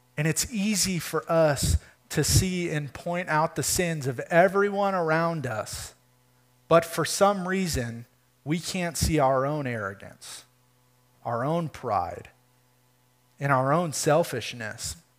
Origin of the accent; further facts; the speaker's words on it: Michigan, United States; moved away as an adult; we're from Michigan